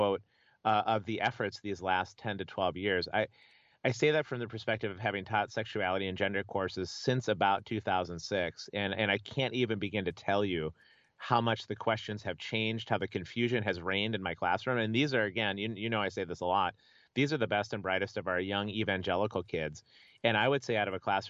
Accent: Minnesota, United States; I grew up in Minnesota

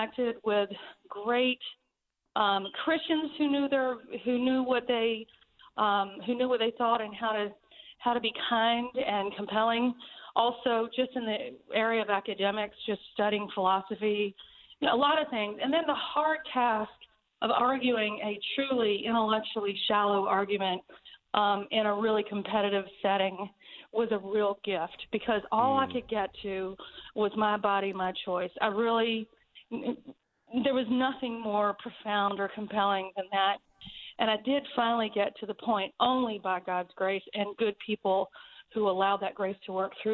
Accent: the South, United States; I'm totally from the South

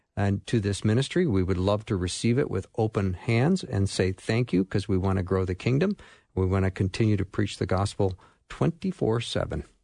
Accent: Edina, Minnesota, United States; Edina, Minnesota, which is my hometown.

